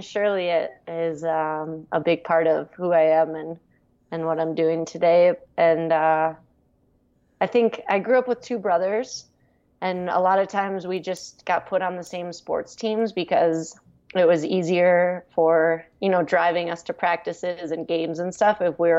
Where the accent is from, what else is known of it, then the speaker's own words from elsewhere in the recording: Minnesota, United States; accent: Fargo; now in Colorado, United States; a little towards the Fargo accent. But since I've left Minnesota and lived in Colorado, I think my accent has disappeared a little bit.